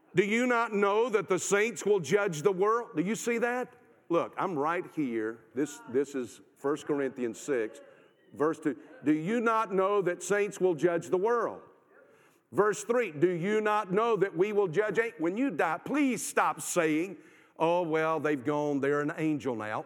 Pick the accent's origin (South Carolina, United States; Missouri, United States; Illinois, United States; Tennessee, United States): South Carolina, United States; I'm from South Carolina